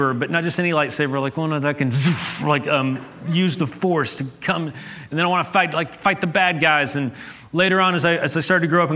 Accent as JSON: {"language": "English", "town": "Ashland", "region": "Kentucky", "country": "United States", "tie": "born or raised there", "said": "I grew up in Appalachia, in Ashland, Kentucky"}